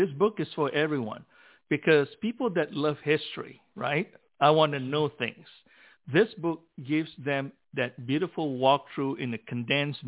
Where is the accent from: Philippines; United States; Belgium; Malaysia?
Malaysia; growing up in Malaysia